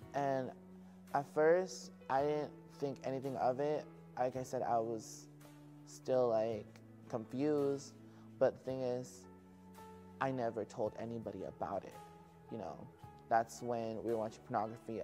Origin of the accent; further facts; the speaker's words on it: Simi Valley, California, United States; also born or lived in Santa Paula, California; I'm from Santa Paula, California and raised in Simi Valley